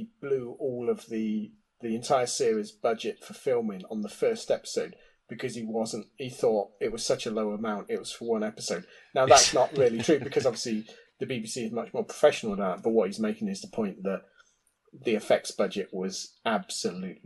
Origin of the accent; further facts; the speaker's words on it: Oxford, South East England, United Kingdom; I grew up in Oxford, which is quite a large university city